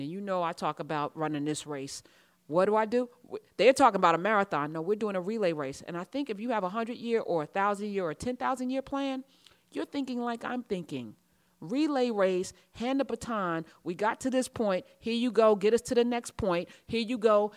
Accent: United States; I'm American

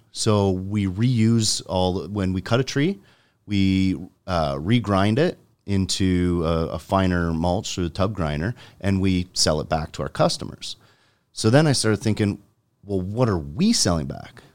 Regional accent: Jordan, Ontario, Canada; I grew up in Jordan

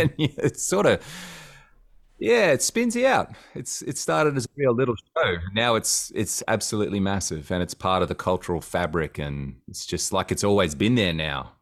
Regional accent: Cairns, Queensland, Australia; I grew up in Cairns, um, North Queensland, which is a smaller city.

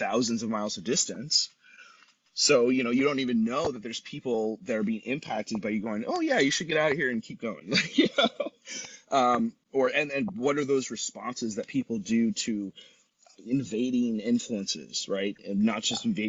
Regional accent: Los Angeles, California, United States; we're from LA or we're from Southern California

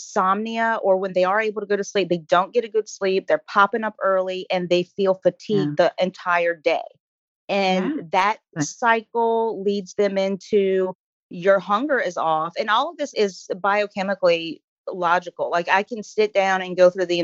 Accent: New Orleans, Louisiana, United States; I am from New Orleans, born and raised

